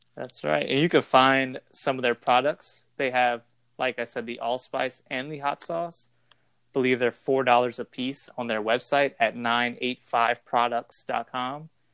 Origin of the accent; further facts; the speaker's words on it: LaPlace, Louisiana, United States; We're from Laplace, Louisiana, Laplace, Laplace, Laplaque, however you want to say it